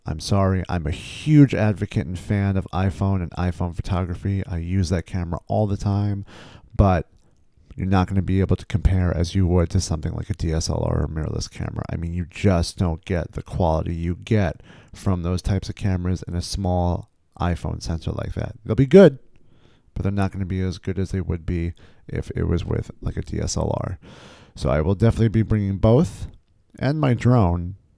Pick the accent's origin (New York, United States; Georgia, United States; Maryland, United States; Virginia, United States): New York, United States; New York City; I'm from New York City. I grew up in this area